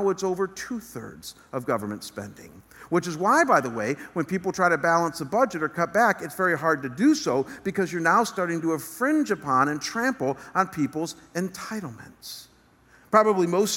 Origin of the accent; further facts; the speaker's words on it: United States; our government here in America